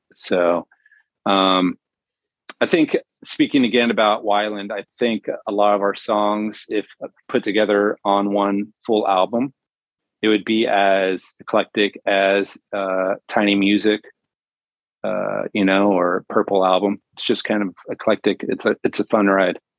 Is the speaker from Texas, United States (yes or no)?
no; San Diego, California, United States; now in Las Vegas, United States; I'm from San Diego.